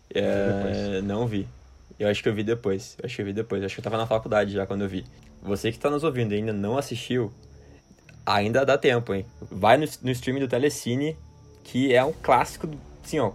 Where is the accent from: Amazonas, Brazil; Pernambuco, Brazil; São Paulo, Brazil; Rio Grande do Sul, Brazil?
Rio Grande do Sul, Brazil; Porto Alegre; meus conterrâneos aqui de Porto Alegre